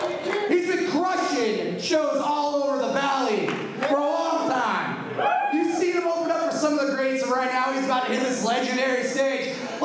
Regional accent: Chicago, Illinois, United States; I'm from Chicago, so I love Italian beef.

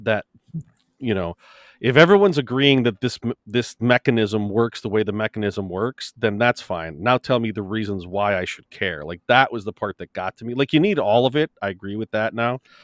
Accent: United States; I'm American.

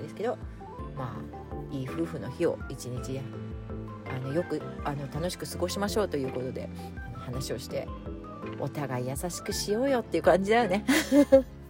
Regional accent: Japan; 日本のカルチャーで育ってきてる

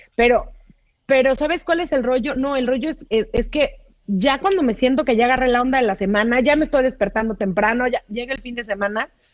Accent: Mexico; now in Los Angeles, United States; yo soy mexicanísima y en Los Ángeles

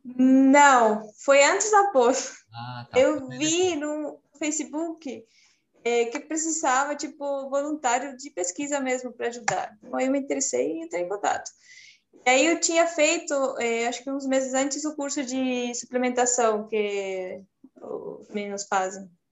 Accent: Chile; Portuguese is a second language; moved away as an adult; eu sou do Chile, eu me formei lá em nutrição em 2011

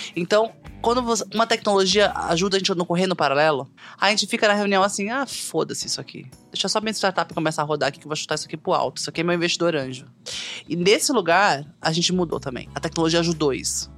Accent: Northeast Region, Brazil; muito brasileira, nordestina

